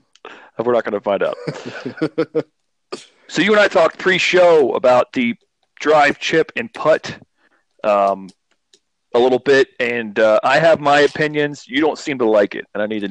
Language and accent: English; Northeast Ohio, United States; we grew up in Northeast Ohio